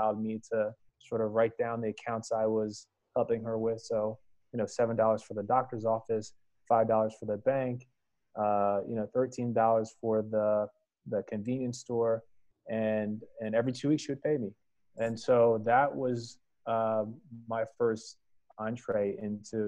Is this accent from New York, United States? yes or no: no; outside Philadelphia, New Jersey, United States; moved away as an adult; also born or lived in Annapolis, Maryland; I am originally from Philadelphia, or outside of Philadelphia in South Jersey.